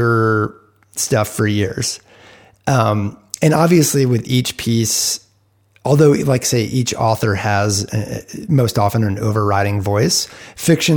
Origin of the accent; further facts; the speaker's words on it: East Coast, United States; also born or lived in Rutland, Vermont (family); now in Bend, United States; I grew up on the East Coast, and my mom's family is from around the Rutland area